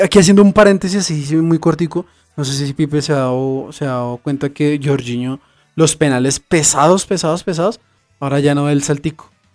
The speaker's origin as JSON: {"language": "Spanish", "country": "Colombia", "said": "aquí como colombianos"}